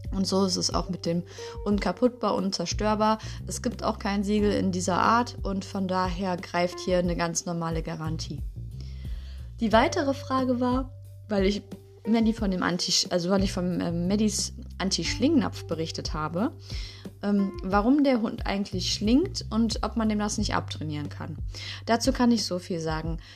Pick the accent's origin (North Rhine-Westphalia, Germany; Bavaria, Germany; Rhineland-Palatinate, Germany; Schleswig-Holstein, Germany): North Rhine-Westphalia, Germany; Düsseldorf; aus unserer Stadt, also aus Düsseldorf, wo ich herkomme